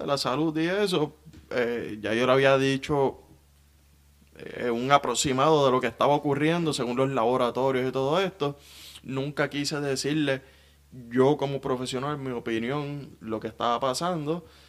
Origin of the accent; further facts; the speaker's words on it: Guaynabo, Puerto Rico; Guaynabo tiene mucho barrio. Eh, tiene mucha zona rural y yo soy de la zona rural. Digo, me crié en, el mismo pueblo de Guaynabo